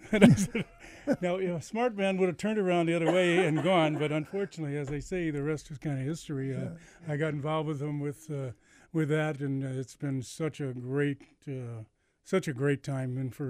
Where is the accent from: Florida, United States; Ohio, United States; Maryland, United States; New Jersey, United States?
Ohio, United States; Lakewood; And I said, "From Lakewood."